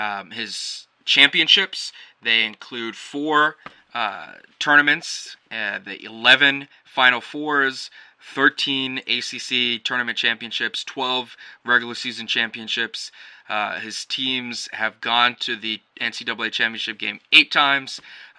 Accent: North Carolina, United States; my hometown team of North Carolina, which I rooted for growing up, the Tar Heels.

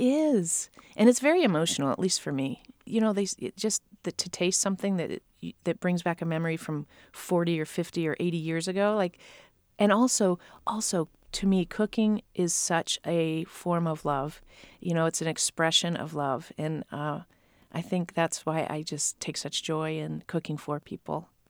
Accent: Ohio, United States; moved away; I was raised in Ohio.

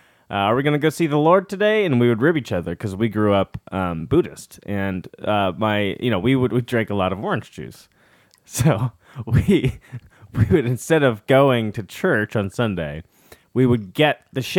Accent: Rochester, Minnesota, United States; I grew up outside Rochester, and your family has been famous.

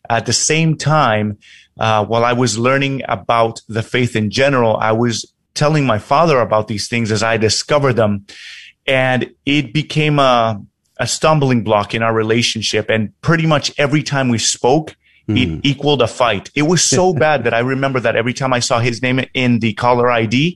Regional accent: New York, United States; now in Tokyo, Japan; Originally, I'm from New York. Right now, I'm actually living in Tokyo

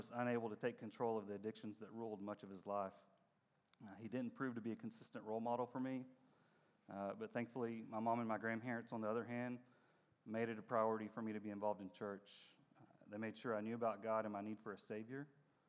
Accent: Dallas, Texas, United States; I was born in Dallas, and I spent most of my life in this area.

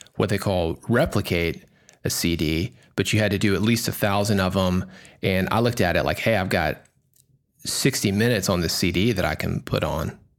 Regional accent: Nashville, Tennessee, United States; I grew up in Nashville

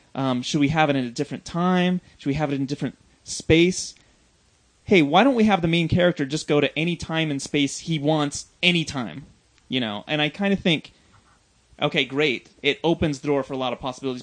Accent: United States; growing up in America

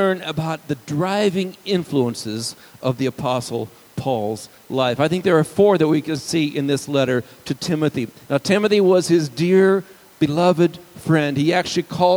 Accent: United States; to have an identity perhaps as an American citizen

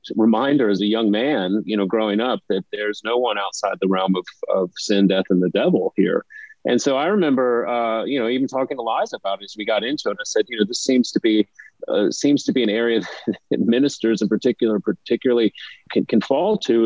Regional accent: Baton Rouge, Louisiana, United States; I grew up in Baton Rouge

